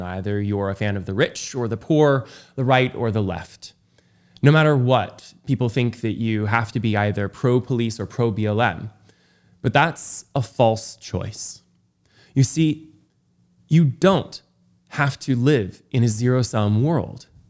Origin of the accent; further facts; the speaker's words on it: Los Angeles, California, United States; my hometown of Los Angeles